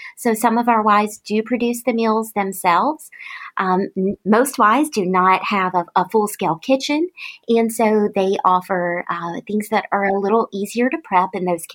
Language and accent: English; Tifton, Georgia, United States; This was my hometown I'd grown up